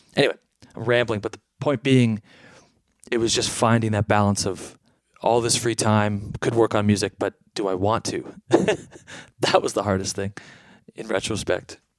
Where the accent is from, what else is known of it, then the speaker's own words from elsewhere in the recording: Canada; As a Canadian kid